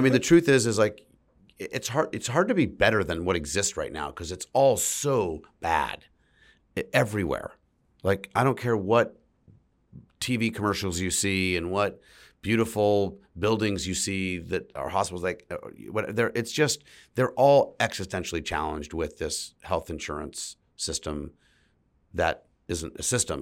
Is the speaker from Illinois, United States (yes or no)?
no; San Francisco, California, United States; my whole family's from San Francisco, and I grew up in San Francisco